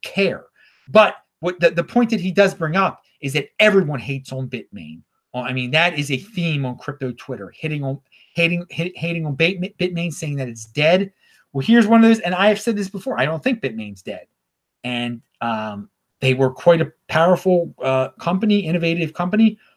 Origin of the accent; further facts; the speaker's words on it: Baltimore, Maryland, United States; moved away; I am from Baltimore originally